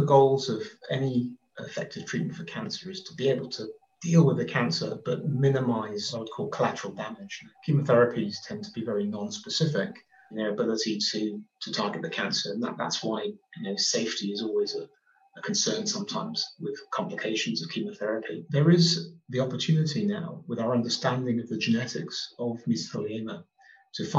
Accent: Oxford, South East England, United Kingdom; I grew up in Oxford. I was born in Oxford and represented the city.

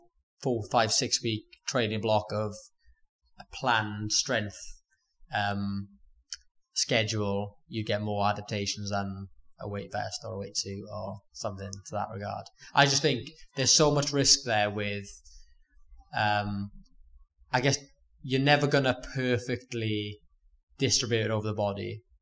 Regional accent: Port Talbot, Wales, United Kingdom; Port Talbot.

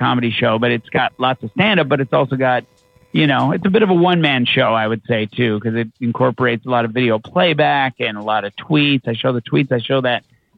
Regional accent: Newfoundland and Labrador, Canada; a Newfoundlander who grew up beige

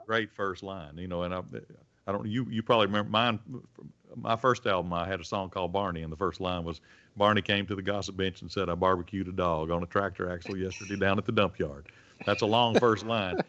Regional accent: Belmont, Mississippi, United States; also born or lived in Red Bay, Alabama / Sheffield; now in Nashville, United States; we're both from Mississippi and we're both storytellers

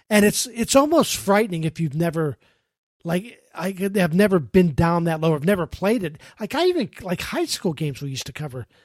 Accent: Pittsburgh, Pennsylvania, United States; when I was growing up in Pittsburgh, I loved the Steelers.

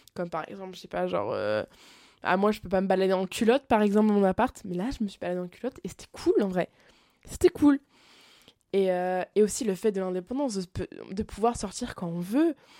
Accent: France; moved away as an adult; now in Montreal, Canada; quand je suis en France

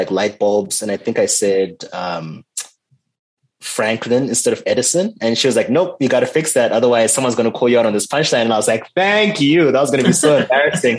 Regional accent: Zimbabwe; now in Canada; being from Zimbabwe

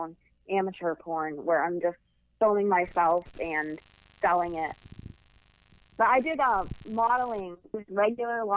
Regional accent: Boston, Massachusetts, United States; also born or lived in Las Vegas / Los Angeles; now in Pittsburgh, United States; I grew up in Boston

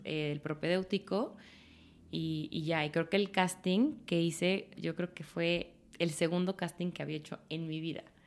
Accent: Guadalajara, Jalisco, Mexico; also born or lived in Paris; Soy muy orgullosamente tapatía.

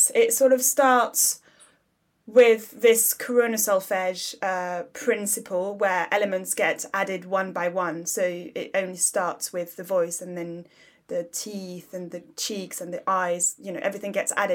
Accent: Paris, Île-de-France, France; also born or lived in South London; now in London, United Kingdom; I grew up in Paris, but I now live in South London

